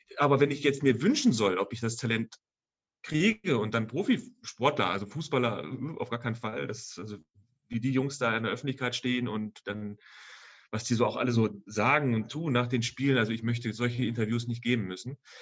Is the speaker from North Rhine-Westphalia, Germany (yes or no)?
no; Rodenberg, Lower Saxony, Germany; Ich komme aus Altenhagen 2, da gab es damals noch einen kleinen Dorfladen